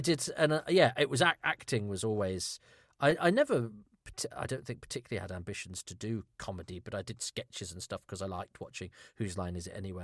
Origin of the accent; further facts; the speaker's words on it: Ludlow, West Midlands, United Kingdom; I, I grew up in Ludlow in Shropshire